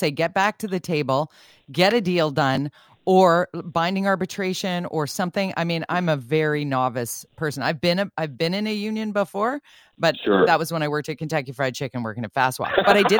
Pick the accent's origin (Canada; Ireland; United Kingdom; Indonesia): Canada; Oh, the other thing that concerns me as a Canadian citizen is our reputation abroad.